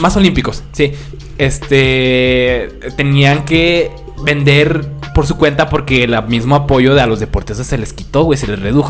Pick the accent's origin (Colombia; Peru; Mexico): Mexico